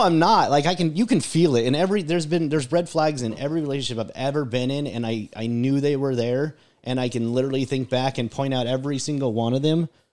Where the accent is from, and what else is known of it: United States